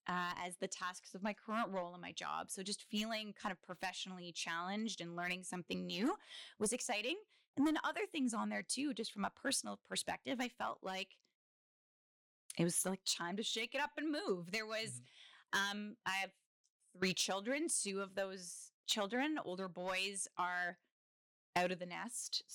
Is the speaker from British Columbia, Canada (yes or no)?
no; Kingston, Ontario, Canada; I am a full on townie. I was born in Kingston.